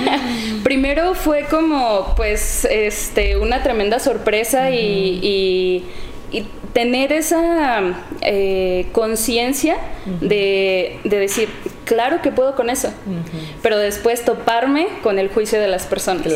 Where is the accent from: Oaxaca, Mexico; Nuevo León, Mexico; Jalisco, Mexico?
Jalisco, Mexico; Encarnación de Díaz; soy de aquí, de Encarnación de Díaz. Eh, crecí en, en la colonia Niños Héroes.